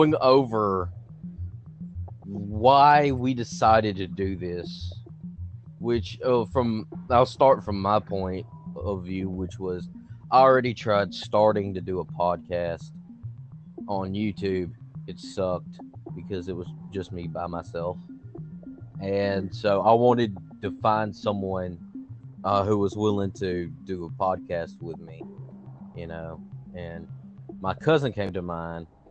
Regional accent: Louisiana, United States; I'm from Louisiana. We're both from Louisiana, but I still live in Louisiana.

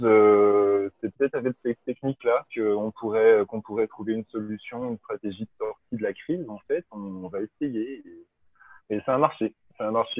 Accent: Belfort, Bourgogne-Franche-Comté, France; moved away; also born or lived in Paris; je suis, comme Vincent Kagelschmidt, je suis de, de l'Est de la France, en, Belfort

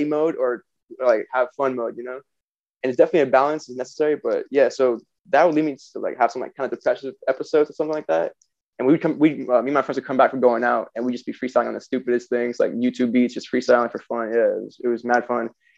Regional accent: Florida, United States; also born or lived in Chicago, Illinois; I'm originally from Chicago. I moved to, I guess my family moved to Florida when I was 4, so I consider myself a Florida boy

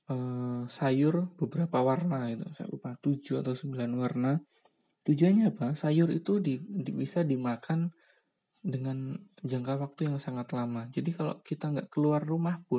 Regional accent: Java, Indonesia; di Jawa misalnya karena karena kenapa Jawa ya karena saya orang Jawa mungkin teman-teman yang dari luar daerah mungkin bisa juga untuk cerita ya jadi nggak bias Jawa

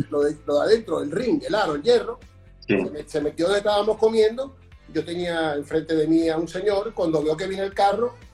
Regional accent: Venezuela; soy venezolano. Eh, tuve un accidente muy joven a los 21 años, un accidente de, coche en Venezuela, en mi país.

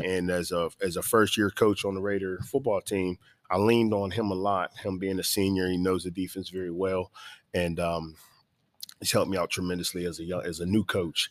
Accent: Pittsburgh, Pennsylvania, United States; now in Savannah, United States; I'm from Pittsburgh, Pennsylvania

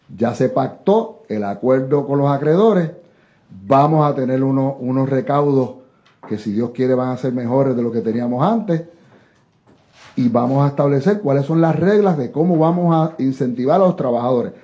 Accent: Dorado, Puerto Rico; soy de doradeño de pura cepa

